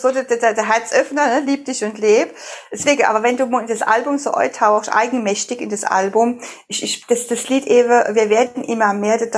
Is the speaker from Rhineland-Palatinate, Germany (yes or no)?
yes; Rhineland-Palatinate, Germany; also Herzensfrau, Frau, auch Pfälzer Lady, so wie ich auch. Wir kommen beide aus der Pfalz.